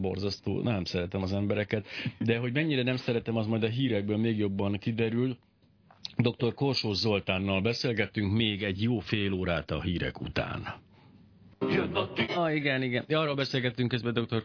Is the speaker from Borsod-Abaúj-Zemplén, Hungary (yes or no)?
yes; Miskolc, Borsod-Abaúj-Zemplén, Hungary; kifejezetten Miskolcon nőttem fel